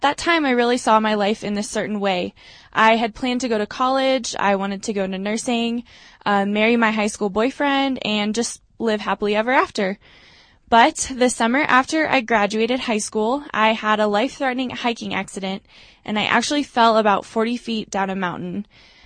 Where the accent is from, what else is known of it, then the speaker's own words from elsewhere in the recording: Eagle River, Alaska, United States; moved away as an adult; now in Denver, United States; I'm from Eagle River, Alaska